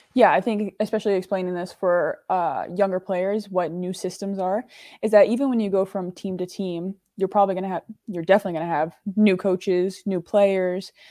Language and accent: English; United States; moved away as an adult; now in England, United Kingdom; I'm American